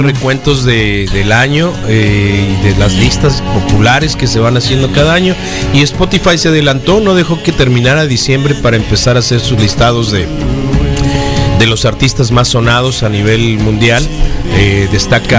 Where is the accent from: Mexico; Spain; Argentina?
Mexico; no somos Irlanda, no somos Noruega, somos México y aquí nos tocó vivir